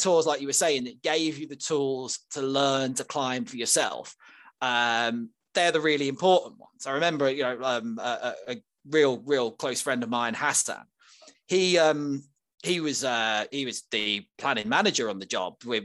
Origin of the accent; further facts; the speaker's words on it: Birmingham, West Midlands, United Kingdom; I come from Northfield, Rubery, in Birmingham, around there, and we used to have the Rover factory